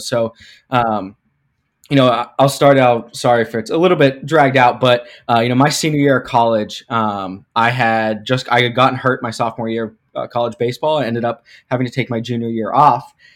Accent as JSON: {"language": "English", "town": "Pittsburgh", "region": "Pennsylvania", "country": "United States", "moved": "as an adult", "lives_now": "Cleveland, United States", "said": "I'm from Pittsburgh, but I went to school in Ohio, Baldwin Wallace University up here in Cleveland"}